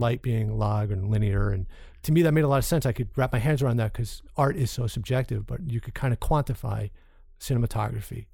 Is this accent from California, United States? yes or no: no; Long Island, New York, United States; the bunch of knuckleheads I grew up with in Long Island